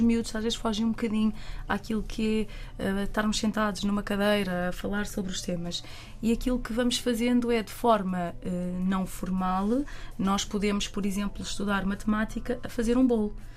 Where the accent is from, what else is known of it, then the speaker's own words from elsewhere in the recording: Caldas da Rainha, Centro, Portugal; eu, que sou das Caldas da Rainha